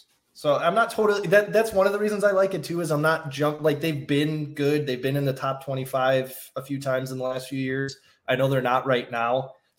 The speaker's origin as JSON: {"language": "English", "region": "Illinois", "country": "United States", "tie": "born or raised there", "said": "I grew up in Illinois."}